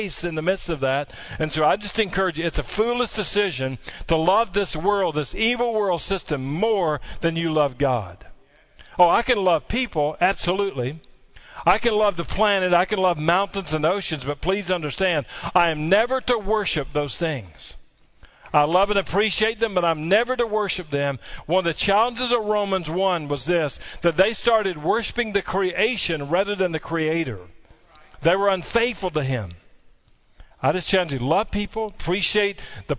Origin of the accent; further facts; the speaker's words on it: Barren River Lake, Kentucky, United States; I grew up on Barron River Lake, not far from here